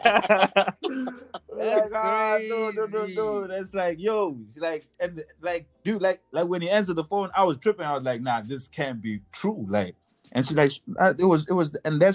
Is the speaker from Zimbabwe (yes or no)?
yes; Zimbabwe; we're from Zimbabwe